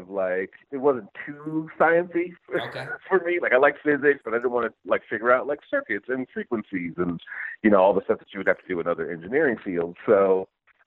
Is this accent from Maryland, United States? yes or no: no; Detroit, Michigan, United States; I grew up in Detroit. So just kind of like my hometown was growing up in the, you know, in the city